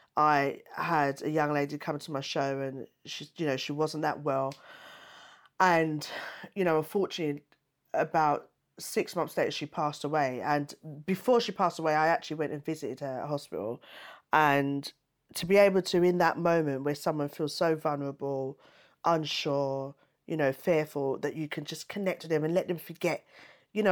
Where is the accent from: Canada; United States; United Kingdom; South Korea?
United Kingdom; I was born in the UK